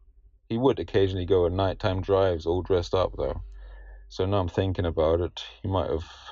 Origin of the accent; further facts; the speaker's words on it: Germany; First of all, sorry to disappoint, but I am actually British. I'm not German. I only grew up in Germany.